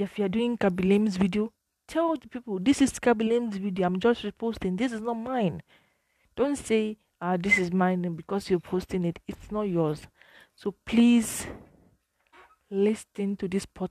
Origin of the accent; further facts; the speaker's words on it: Nigeria; as a Nigerian